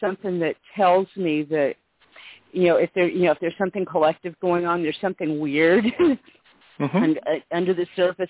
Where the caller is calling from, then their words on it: California, United States; I'm calling from California.